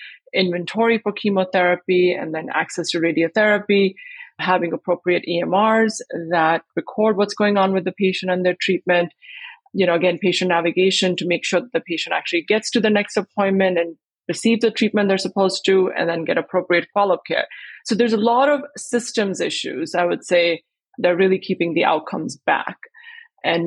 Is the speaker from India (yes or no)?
yes; India; moved away as an adult; also born or lived in Botswana; I grew up in India